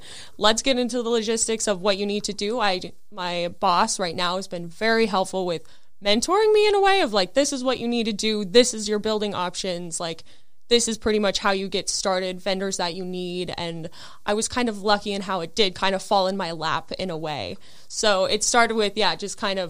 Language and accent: English; Northern Minnesota, United States; ended up moving back to my hometown and working at the original coffee shop I started